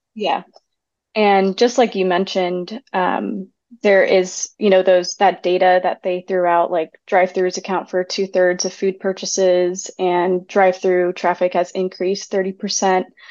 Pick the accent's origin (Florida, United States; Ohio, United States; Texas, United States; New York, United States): Texas, United States; I grew up in Texas my whole life in suburban neighborhoods